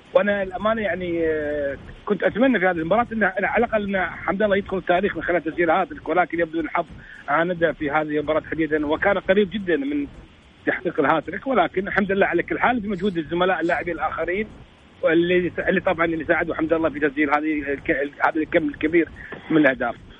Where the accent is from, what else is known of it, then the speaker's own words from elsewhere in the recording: Kuwait; عندنا في الكويت